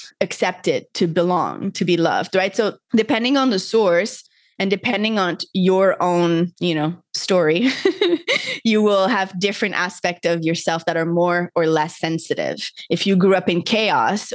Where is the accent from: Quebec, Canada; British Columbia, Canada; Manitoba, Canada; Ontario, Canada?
Quebec, Canada; Montreal; moved away as an adult; now in Costa Rica; I grew up in Montreal, Canada